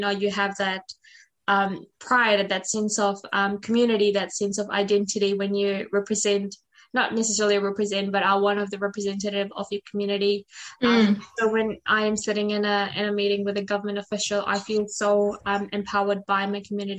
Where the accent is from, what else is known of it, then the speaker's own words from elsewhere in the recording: Fiji; now in New Zealand; I'm Fijian Indian. So when I'm on a call with people back at home in Fiji, like my community, I don't feel Fijian Indian enough just because of the number of years I've lived in New Zealand.